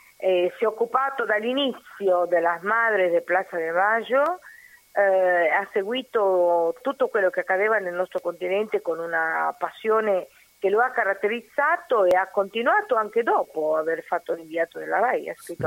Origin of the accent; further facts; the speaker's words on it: Uruguay; Italian is a second language; also born or lived in Argentina; now in Italy; Io sono uruguaiana, però ho vissuto in Argentina